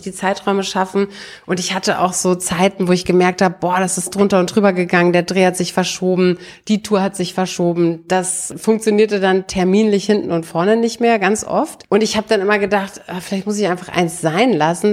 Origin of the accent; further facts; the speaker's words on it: Brandenburg an der Havel, Brandenburg, Germany; moved away; ich komme ja aus Brandenburg, aus der Stadt, aus Brandenburg an der Havel und meine Eltern hatten früher ein Haus da mitten in die Stadt reingebaut